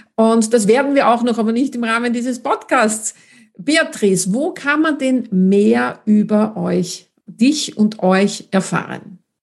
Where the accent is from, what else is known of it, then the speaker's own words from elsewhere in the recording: Austria; wie man bei uns in Österreich sagt